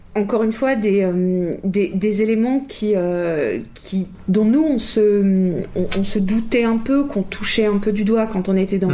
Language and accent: French; Châtillon, Île-de-France, France; j'ai grandi à Châtillon, je n'ai connu en réalité que Châtillon